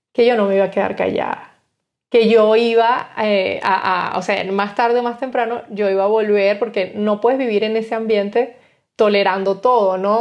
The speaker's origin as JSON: {"language": "Spanish", "town": "Guanarito", "region": "Portuguesa", "country": "Venezuela", "tie": "born or raised there", "also_born_or_lived": "Spain", "moved": "as an adult", "lives_now": "Germany", "said": "nosotros tuvimos una infancia en mi pueblito, Guanarito, una infancia bonita"}